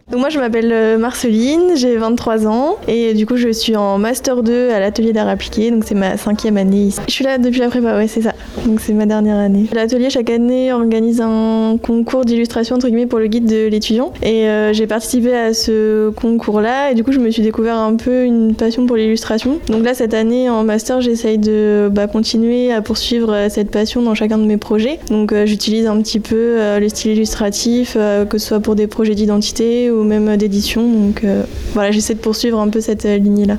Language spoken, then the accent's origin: French; Normandy, France; moved away as an adult; je suis pas du tout de la région de base, je suis euh, de Normandie